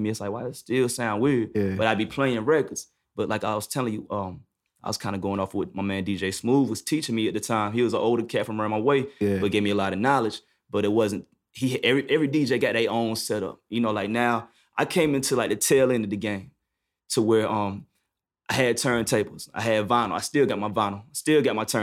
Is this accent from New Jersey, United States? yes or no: no; New York, United States; No, nah, I'm from New York.